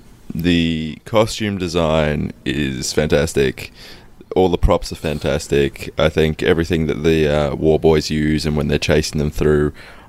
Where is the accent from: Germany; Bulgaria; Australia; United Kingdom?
Australia; Melbourne, Victoria; No, I don't. We're from Melbourne.